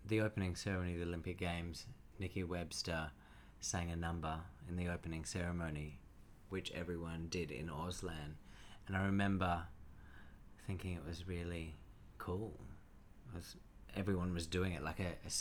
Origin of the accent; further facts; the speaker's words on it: Cherrybrook, New South Wales, Australia; also born or lived in Wahroonga; I grew up, born in Warunga, and grew up in Cherrybrook